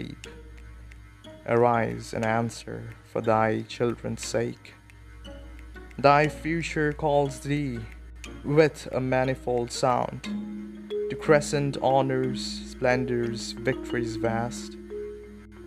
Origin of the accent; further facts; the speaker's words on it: India; we Indians